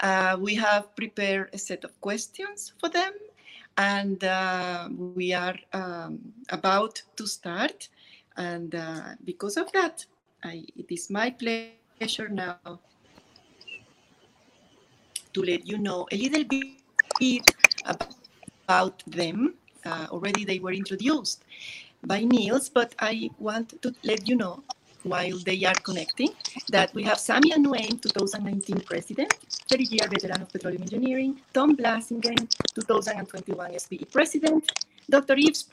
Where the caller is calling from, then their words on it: Kuwait; I am connecting from Kuwait in what is the end of a very sunny day, beautiful day in Kuwait.